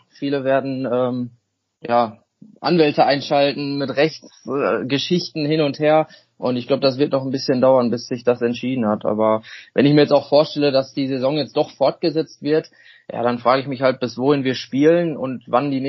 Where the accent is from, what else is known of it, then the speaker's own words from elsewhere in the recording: Germany; Nein, meine Vorfahren, wir kommen alle aus Deutschland. Ähm, ja, dunkle Haare, dunkler Bart, äh, sagen viele, ob ich irgendwo äh, aus ja, südländischen Bereich herkomme, aber das ist auf keinen Fall so. Ähm, ja, was soll ich sagen? Wir sind alle, ähm, alle Deutsche.